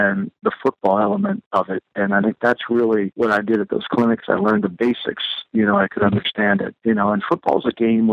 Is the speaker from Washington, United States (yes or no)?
no; New Jersey, United States; a kid growing up in New Jersey